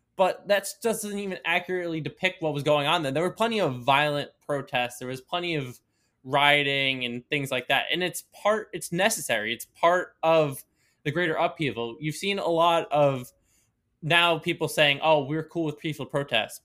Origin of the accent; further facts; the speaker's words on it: Long Island, New York, United States; I was born in New York City, but raised basically my entire life Long Island.